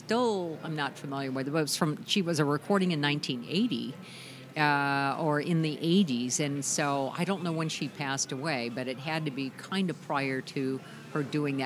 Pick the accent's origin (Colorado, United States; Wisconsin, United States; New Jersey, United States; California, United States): California, United States; I grew up in California